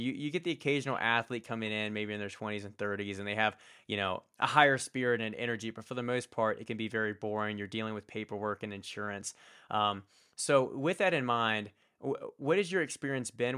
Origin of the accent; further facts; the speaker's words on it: Richmond, Virginia, United States; it was a local university in where I grew up in Richmond, Virginia